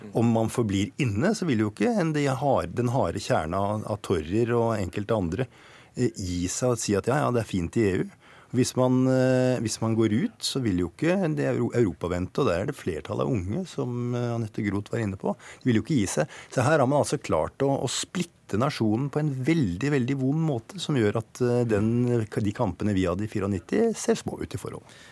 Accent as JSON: {"language": "Norwegian", "country": "Norway", "said": "jeg som nordmann"}